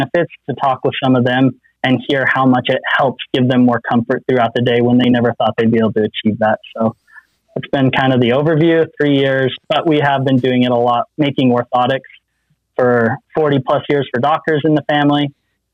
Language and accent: English; Utah, United States; I'm from Utah